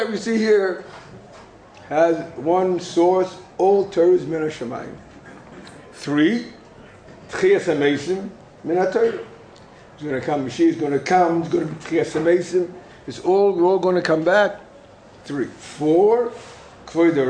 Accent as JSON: {"language": "English", "country": "United States", "tie": "born or raised there", "moved": "yes", "said": "as a kid in America, I was growing up in America"}